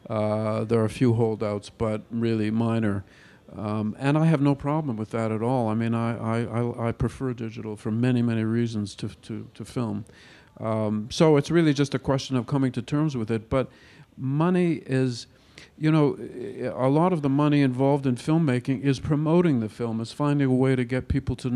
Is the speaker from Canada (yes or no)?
yes; Canada; I'm Canadian